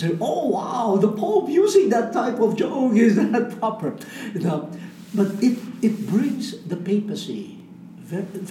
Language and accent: English; Philippines; I speak as a Filipino from Asia